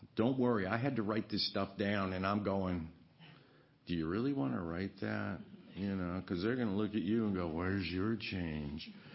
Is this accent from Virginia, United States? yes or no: yes; Virginia, United States; growing up in Virginia, riding a horse